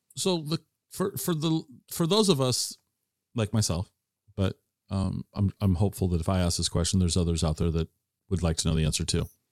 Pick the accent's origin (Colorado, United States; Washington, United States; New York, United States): Washington, United States; Tacoma; I grew up in Tacoma